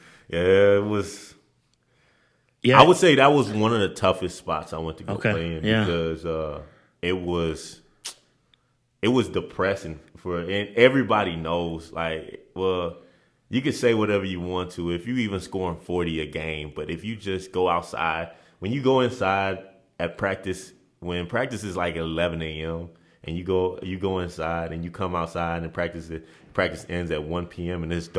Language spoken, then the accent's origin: English; Nigeria; As growing up in Nigeria, it was like, hey, man. Like, family this, family that.